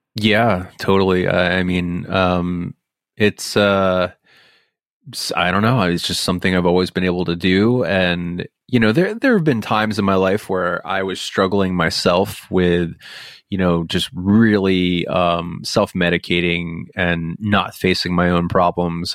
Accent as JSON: {"language": "English", "area": "Bucks County", "region": "Pennsylvania", "country": "United States", "tie": "born or raised there", "moved": "yes", "said": "Growing up here was weird"}